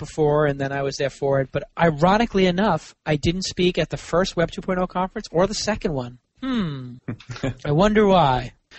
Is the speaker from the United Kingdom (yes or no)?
no; New York City, New York, United States; moved away as an adult; also born or lived in Manhattan; now in Santa Monica, United States; Well, born and raised in Brooklyn and lived in Manhattan my whole adult life. Now I'm sort of bi-coastal between Santa Monica and Brooklyn. Santa Monica and Manhattan, but mostly Santa Monica.